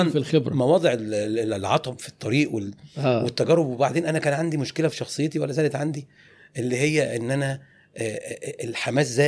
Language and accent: Arabic; Tanta, Gharbia, Egypt; also born or lived in 6th of October City / Hurghada; عمري 51 سنه انا من طنطا ومقيم